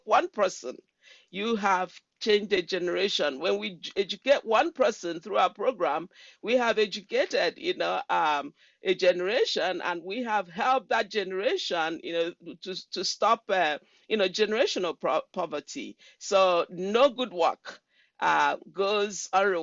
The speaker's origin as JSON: {"language": "English", "country": "Nigeria", "moved": "as an adult", "lives_now": "Washington State, United States", "said": "I'm from Nigeria, from the Igbo tribe of Nigeria. I came to the United States, I believe, in 1996"}